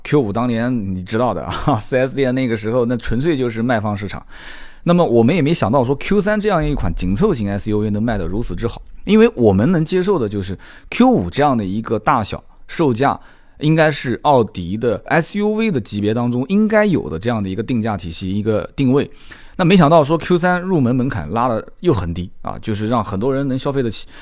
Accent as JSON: {"language": "Chinese", "town": "Nanjing", "region": "Jiangsu", "country": "China", "said": "我南京人说的不太清楚"}